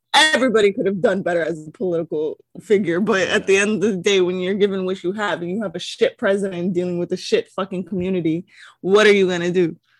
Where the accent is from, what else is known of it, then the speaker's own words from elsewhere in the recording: Hawaii, United States; I'm from Hawaii